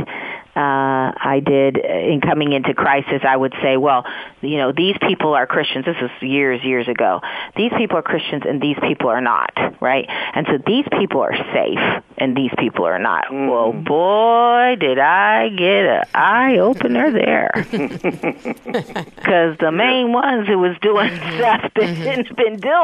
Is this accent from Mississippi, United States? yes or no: no; San Francisco, California, United States; also born or lived in East Coast, United States; my own experience having been raised in San Francisco as well. And interesting, you know, I came from the East Coast